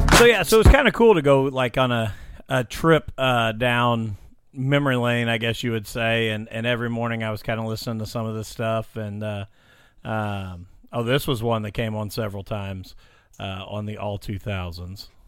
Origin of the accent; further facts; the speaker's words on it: Illinois, United States; moved away; I'm from Illinois